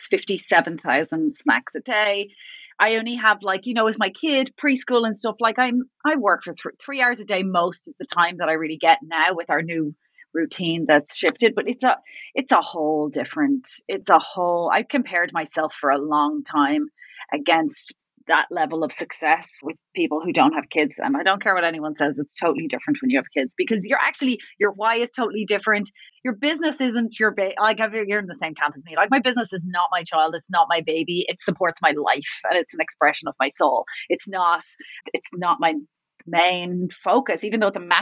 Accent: Ireland; moved away as an adult; also born or lived in London / Paris / Italy; now in Edmonds, United States; I was born in Ireland. And I have been left Ireland at the age of 23

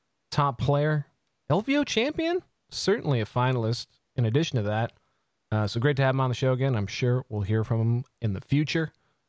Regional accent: Canada; as a Canadian

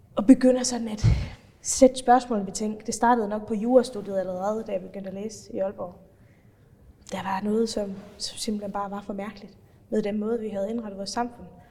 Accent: Faroe Islands; accent: Faroese; moved away as an adult; also born or lived in North Jutland; now in Denmark; jeg har altid boet på Færøerne før det, opvokset og færøsk familie

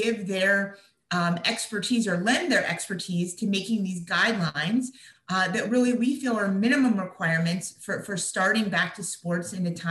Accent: Latrobe, Pennsylvania, United States; my hometown, which is Latrobe, Pennsylvania

